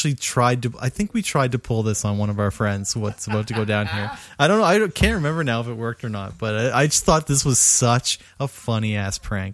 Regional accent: Cole Harbour, Nova Scotia, Canada; where I grew up in Cole Harbour.

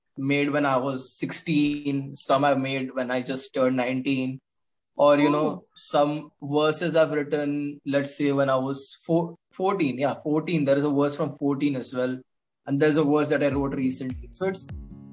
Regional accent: Mumbai, Maharashtra, India; moved away as an adult; now in Dehradun, India; I was raised in Mumbai. Now I stay in Dehradun.

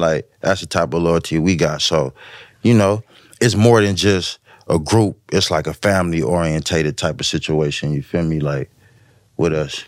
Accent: West Coast, United States; I'm from the West

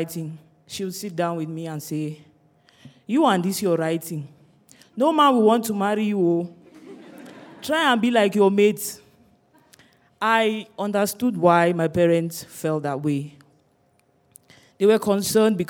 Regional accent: Cameroon; Growing up in Cameroon

